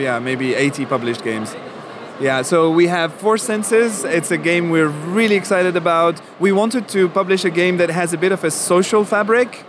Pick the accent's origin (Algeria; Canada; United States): Algeria; moved away; I was born in Algeria, so I didn't never learn German in school.